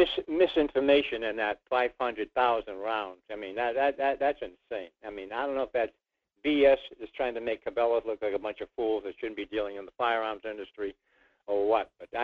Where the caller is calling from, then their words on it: Rhode Island, United States; in Rhode Island.